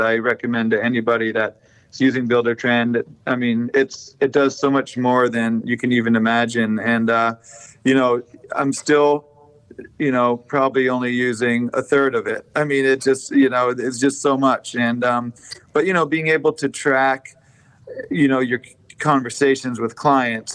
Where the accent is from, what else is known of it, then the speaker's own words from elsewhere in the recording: Vermont, United States; moved away as an adult; now in Sarasota, United States; I grew up doing stonework in Vermont